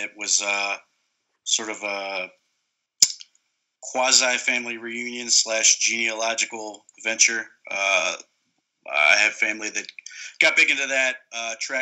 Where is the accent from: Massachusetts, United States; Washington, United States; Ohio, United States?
Ohio, United States; Akron; I was born in Ohio. I'm born in Akron, so sort of raised in it